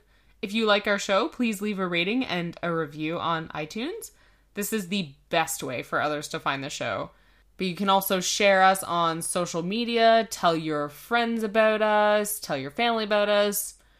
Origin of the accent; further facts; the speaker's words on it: Canada; Yeah, that's CA because we're Canadian.